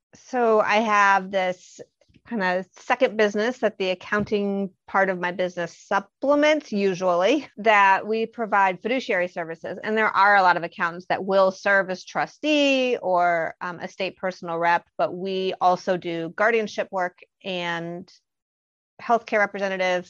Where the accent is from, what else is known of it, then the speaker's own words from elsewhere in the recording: Bloomington, Indiana, United States; also born or lived in Boston, Massachusetts; I am from Bloomington, Indiana, and I still live here, but I had escaped to Boston for a while.